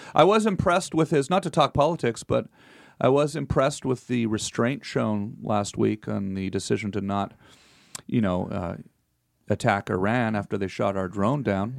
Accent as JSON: {"language": "English", "country": "Canada", "moved": "as an adult", "lives_now": "United States", "said": "I'm still Canadian also."}